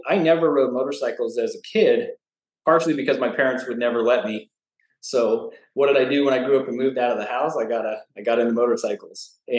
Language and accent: English; Flagstaff, Arizona, United States; moved away as an adult; I grew up in Flagstaff, Arizona. So born and raised. If you haven't been, it's everyone thinks Arizona is just hot and sandy desert, but Flagstaff's at 7,000 feet. It's a fairly small mountain town